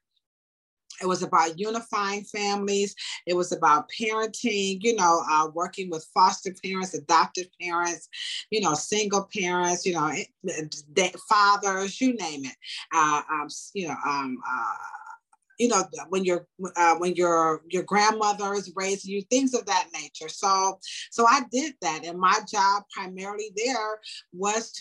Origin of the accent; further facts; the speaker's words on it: Cleveland, Ohio, United States; also born or lived in Nashville, Tennessee; I was actually born in Nashville, Tennessee. And so I was raised here in Cleveland my entire life